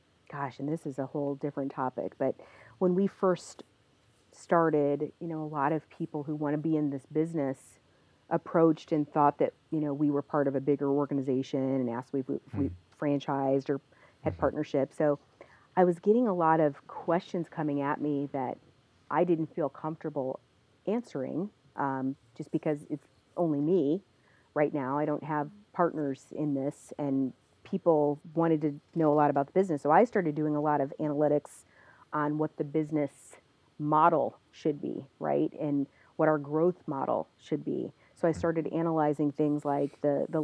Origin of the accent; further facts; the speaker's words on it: Northwest Indiana, United States; I'm from Northwest Indiana, so I really wanted to bring a float center to my home.